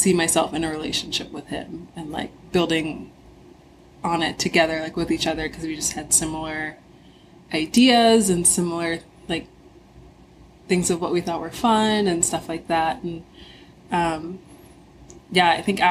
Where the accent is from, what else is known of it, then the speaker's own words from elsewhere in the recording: Hawaii, United States; I was born in Hawaii